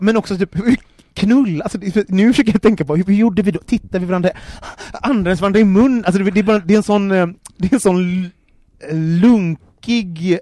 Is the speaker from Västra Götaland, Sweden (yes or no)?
yes; Gothenburg, Västra Götaland, Sweden; jag är uppvuxen i orten i Göteborg